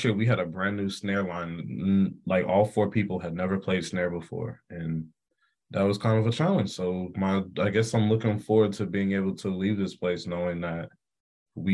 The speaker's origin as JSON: {"language": "English", "town": "Atlanta", "region": "Georgia", "country": "United States", "tie": "born or raised there", "moved": "as an adult", "said": "my hometown in Atlanta"}